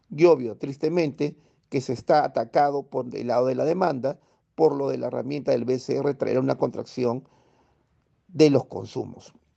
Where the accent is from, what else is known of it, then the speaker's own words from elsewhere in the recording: Peru; Vamos, peruanos, lo volveremos a hacer